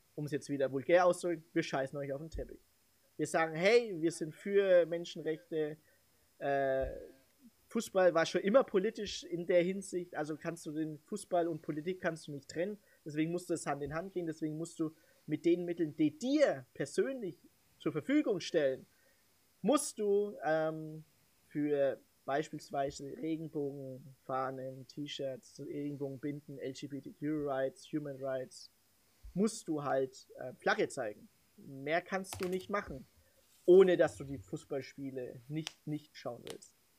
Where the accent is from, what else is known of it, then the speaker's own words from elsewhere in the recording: Germany; mich als Deutscher, der aussah wie ein Filipino